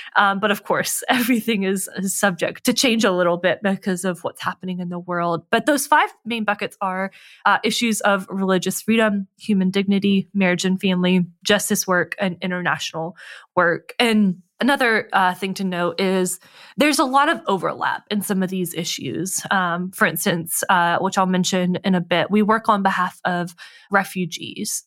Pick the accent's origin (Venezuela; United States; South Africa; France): United States; North Carolina; I'm from North Carolina